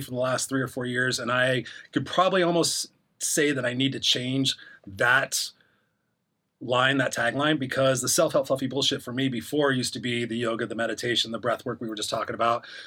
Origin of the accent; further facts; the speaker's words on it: Inglewood, California, United States; also born or lived in Los Angeles; I grew up in Inglewood where I was the only white kid on my street